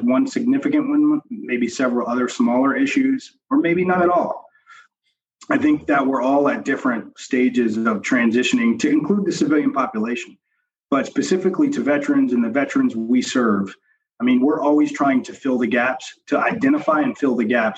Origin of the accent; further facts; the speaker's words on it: the South, United States; moved away as an adult; now in Northeast, United States; I grew up in the South